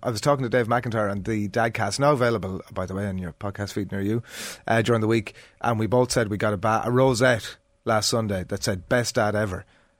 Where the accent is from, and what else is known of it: Westmeath, Leinster, Ireland